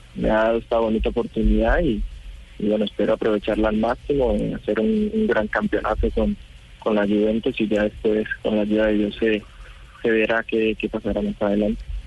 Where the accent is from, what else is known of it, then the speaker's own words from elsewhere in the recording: Colombia; moved away as an adult; now in Italy; En el momento que salí de Colombia, ya a los 21